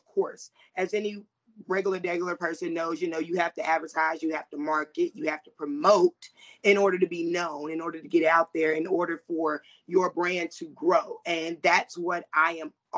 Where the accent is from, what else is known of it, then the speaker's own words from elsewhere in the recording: the Carolinas, United States; I'm from the Carolinas